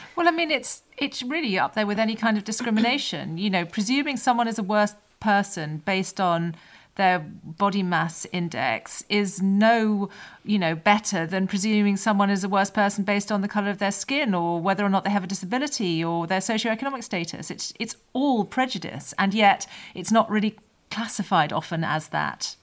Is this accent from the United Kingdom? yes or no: yes; United Kingdom; as British people